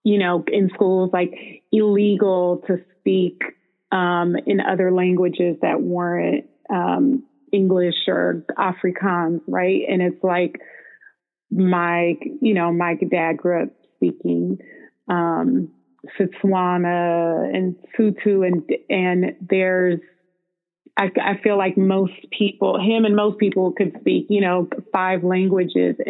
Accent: Bay Area, California, United States; growing up in the Bay Area

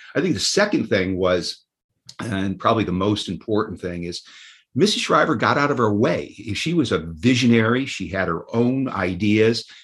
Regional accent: New York, United States; moved away as an adult; also born or lived in Washington, D.C.; I volunteered at the the, the New York State school for the deaf every Saturday

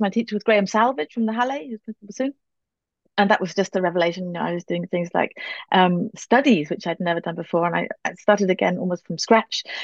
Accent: Northumberland, just outside Newcastle upon Tyne, North East England, United Kingdom; also born or lived in Manchester; now in Berlin, Germany; I was born in Manchester, um, and then my parents moved around a little bit, but I grew up mainly in Northumberland, just outside Newcastle upon Tyne

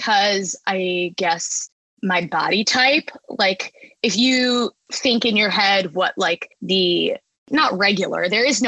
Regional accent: Long Island, New York, United States; born or raised there; moved away as an adult; also born or lived in Boston

